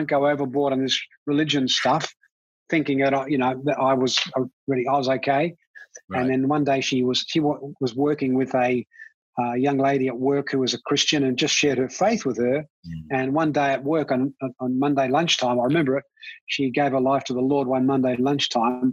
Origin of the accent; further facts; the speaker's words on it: Australia; also born or lived in Ireland; I was born in Ireland, with some Irish heritage, and I came out as a migrant to Australia when I was 9